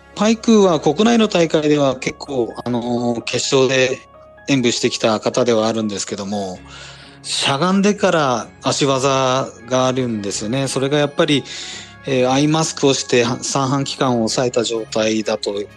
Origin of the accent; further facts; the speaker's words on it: Gunma, Japan; 私の出身地の群馬県